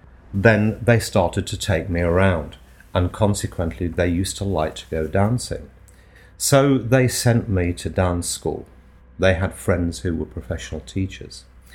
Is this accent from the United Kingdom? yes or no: yes; Nottingham, East Midlands, United Kingdom; accent: Nottingham; and so consequently I've lost most of my Nottingham accent.